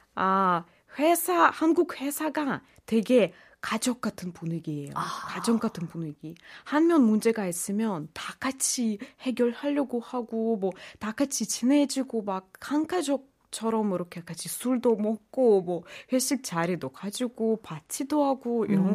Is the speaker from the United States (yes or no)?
no; Russia; Korean is a second language; moved away as an adult; now in Korea; 저는 러시아에서 온